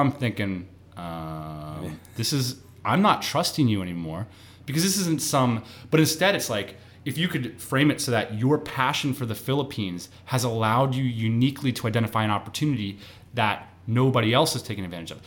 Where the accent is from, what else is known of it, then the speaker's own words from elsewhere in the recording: East Coast, United States; moved away; also born or lived in San Diego; we both lived in San Diego. We're both from the East Coast